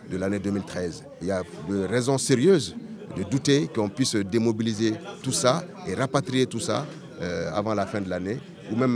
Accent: Dakar, Senegal; born there; Je suis né à Dakar, la capitale de l'Afrique occidentale française.

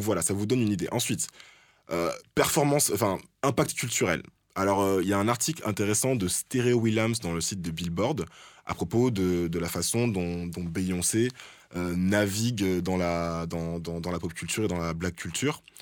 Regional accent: France; en tant que Français

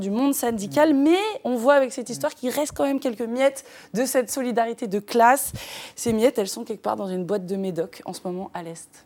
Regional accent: France; Nous, chez nous en France

